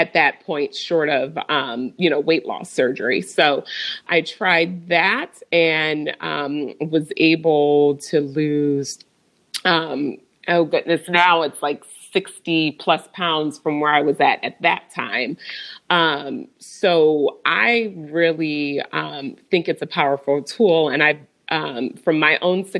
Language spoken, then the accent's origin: English; Michigan, United States; now in Overland Park, United States; I'm originally from Michigan